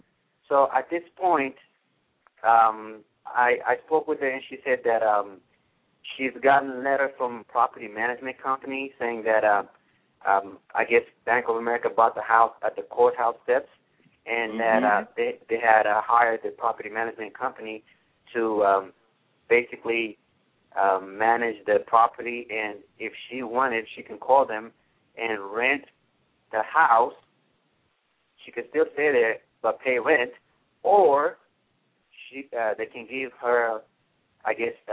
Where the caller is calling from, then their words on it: Las Vegas, Nevada, United States; I'm calling from Las Vegas, Nevada.